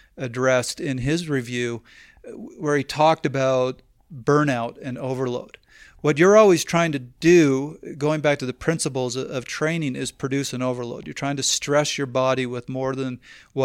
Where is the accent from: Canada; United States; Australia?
Canada; I'm Canadian